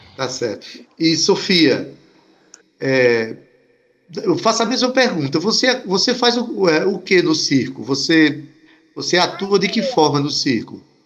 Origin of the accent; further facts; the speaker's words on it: Itabaiana, Paraíba, Brazil; eu sou de Itabaiana e quando era criança a gente tinha medo de sair de noite